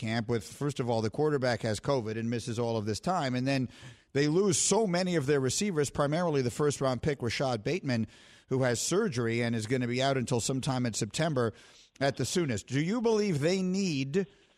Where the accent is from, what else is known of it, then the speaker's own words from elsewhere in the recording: New York, United States; I'm from New York